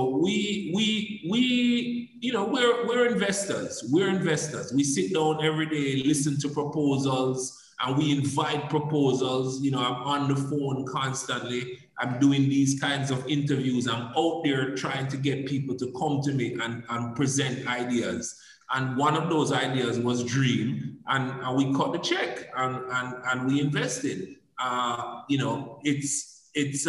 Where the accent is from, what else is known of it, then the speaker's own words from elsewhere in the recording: Jamaica; also born or lived in Canada; I became so proud of being a Jamaican